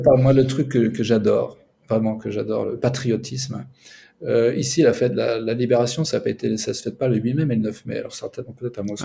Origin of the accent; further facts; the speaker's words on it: Paris, Île-de-France, France; moved away as an adult; also born or lived in Ukraine; now in Minsk, Belarus; je suis parisien